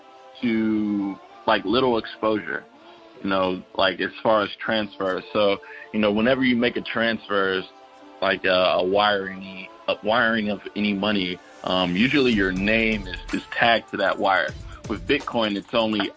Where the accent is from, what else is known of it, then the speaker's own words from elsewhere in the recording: Charlotte, North Carolina, United States; I'm originally from Charlotte, North Carolina